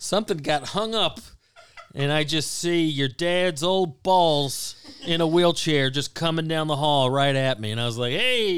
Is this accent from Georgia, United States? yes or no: yes; Woodstock, Georgia, United States; also born or lived in Waleska, Georgia; in Georgia, seventh and eighth grade. So that's when I moved from Woodstock to Waleska and went to a middle school.